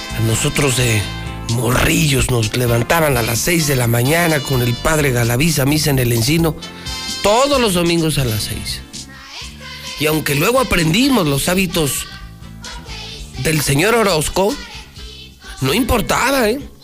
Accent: Aguascalientes, Mexico; Es que yo sí nací en Aguascalientes, ¿eh? Yo sí soy de Aguascalientes, ¿eh? Yo sí nací aquí

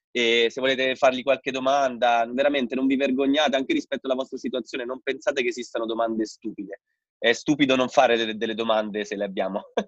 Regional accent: Rome, Lazio, Italy; also born or lived in Bolzano; sono di Roma io

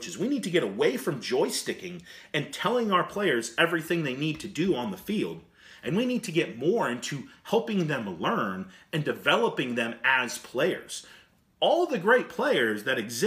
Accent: United States; as American coaches and American leaders

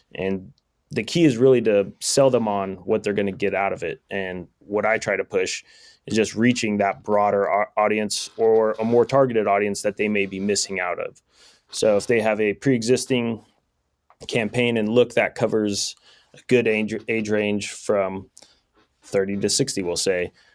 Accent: Sonora, California, United States; also born or lived in Long Beach; I grew up here in Sonora

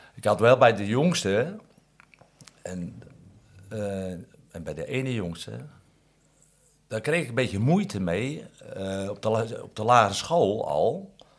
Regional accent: Katwijk, South Holland, Netherlands; Ik ben in Katwijk geboren en ik kom uit een groot gezin

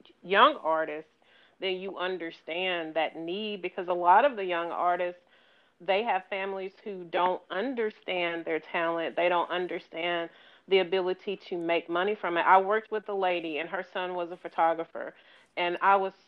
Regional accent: Arkansas, United States; also born or lived in Missouri; I was raised in Arkansas, but I was born in Missouri.

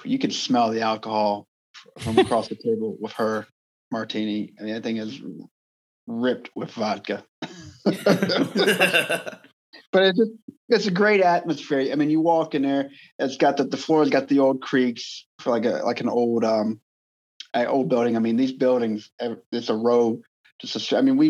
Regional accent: Halifax, Virginia, United States; moved away; my hometown of Halifax, Virginia

